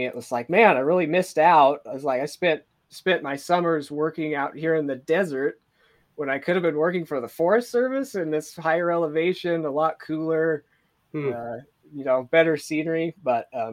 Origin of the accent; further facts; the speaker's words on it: New Plymouth, Idaho, United States; also born or lived in Moscow, Idaho; I was born and raised in Idaho, New Plymouth, Idaho